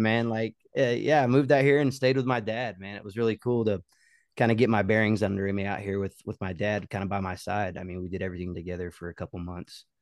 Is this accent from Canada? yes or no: no; Oklahoma, United States; moved away as an adult; also born or lived in Colorado; now in Nashville, United States; growing up in Oklahoma